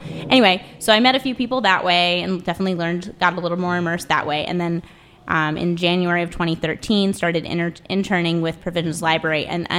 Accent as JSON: {"language": "English", "town": "Philadelphia", "region": "Pennsylvania", "country": "United States", "moved": "as an adult", "lives_now": "Washington, D.C., United States", "said": "Yeah. So I'm originally from Philly. Moved to D.C. in 2008 to go to American University and studied art there, studied education as well."}